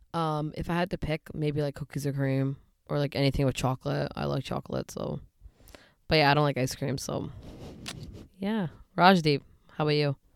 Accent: Surrey, British Columbia, Canada; also born or lived in Delta, British Columbia; Grew up in Delta and Surrey

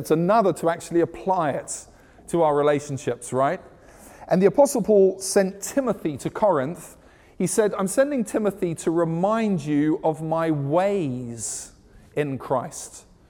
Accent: South Africa; also born or lived in United Kingdom; I'm South African and British blended. We don't play American football.

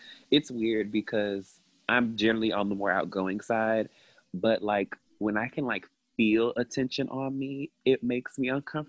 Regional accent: Tallahassee, Florida, United States; also born or lived in Miami, Florida; I'm originally from Tallahassee, Florida. All of my family is from the Miami area

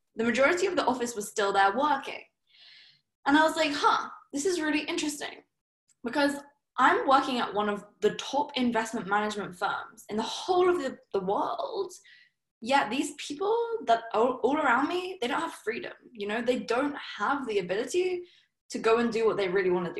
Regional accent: Surrey, South East England, United Kingdom; I'm from Surrey. You know, my parents are probably like the most typical English people you could think of.

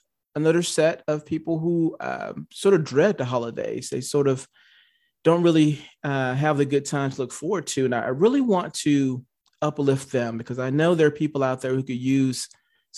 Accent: Atlanta, Georgia, United States; Atlanta, where I'm from

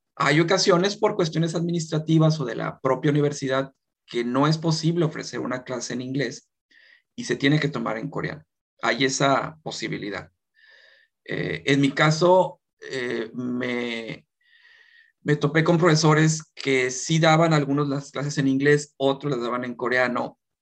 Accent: Mexico; moved away as an adult; now in South Korea; como mexicanos

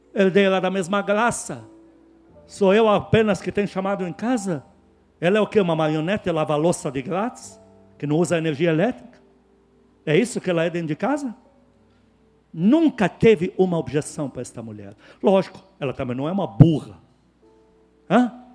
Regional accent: Lebanon; now in Brazil

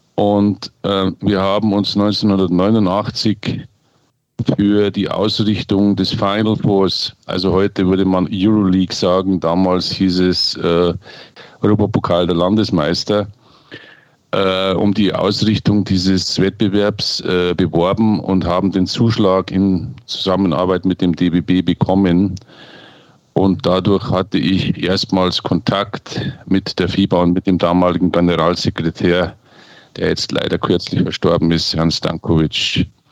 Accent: Munich, Bavaria, Germany; ich bin Münchner

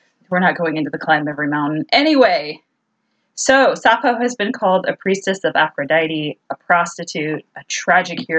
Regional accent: Southern California, United States; I grew up in Southern California.

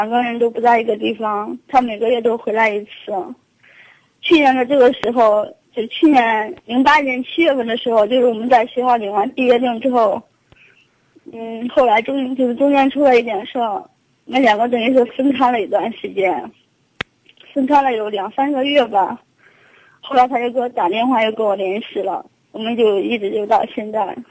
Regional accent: Luoyang, Henan, China; now in Zhengzhou, China; 我家是洛阳的。

